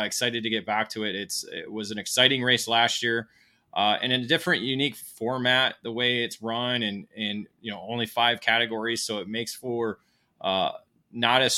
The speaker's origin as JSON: {"language": "English", "country": "United States", "said": "as an American"}